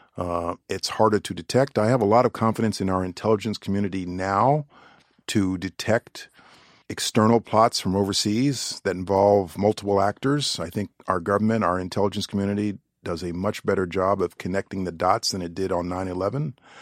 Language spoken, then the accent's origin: English; New York, United States; I'm a New Yorker